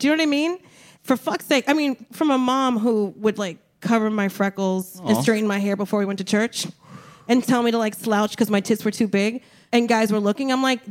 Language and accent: English; New Jersey, United States; now in New York, United States; I'm from Jersey.